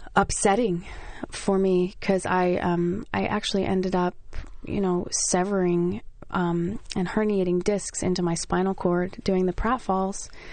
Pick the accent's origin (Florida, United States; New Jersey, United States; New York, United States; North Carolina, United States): New Jersey, United States; I'm from Jersey